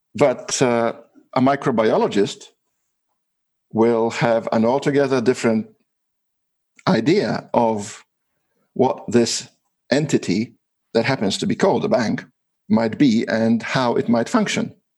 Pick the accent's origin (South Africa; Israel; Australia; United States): Australia; I'm from Australia